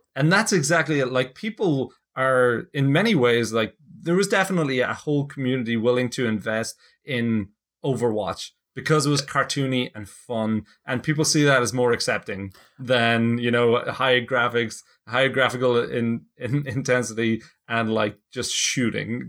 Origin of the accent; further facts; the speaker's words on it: Ireland; now in United States; I'm actually not heading back to Ireland